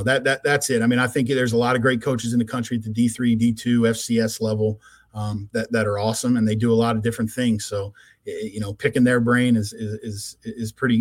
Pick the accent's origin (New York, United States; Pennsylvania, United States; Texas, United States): Pennsylvania, United States; Chalfont; Grew up in Chalfont. So where I grew up in Pennsylvania